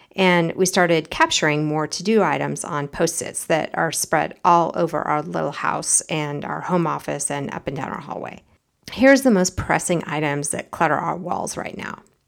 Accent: United States; As an American

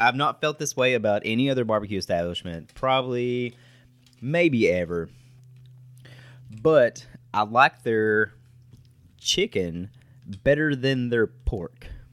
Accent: West Liberty, Kentucky, United States; I'm from West Liberty, so it's a thirty-minute drive down the road

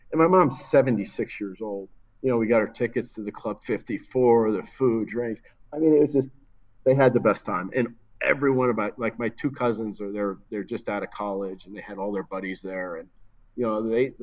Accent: New Jersey, United States; I'm from New Jersey

